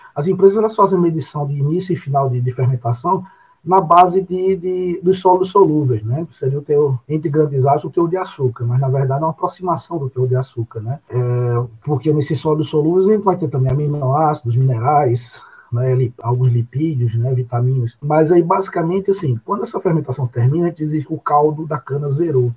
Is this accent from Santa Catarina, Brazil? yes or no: no; Areia, Paraíba, Brazil; eu sou natural de Areia e moro na cidade de Areia